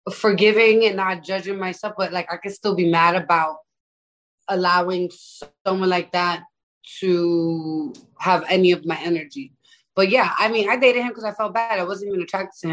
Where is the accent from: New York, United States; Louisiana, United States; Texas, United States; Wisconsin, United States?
New York, United States; New York City; I'm from the Bronx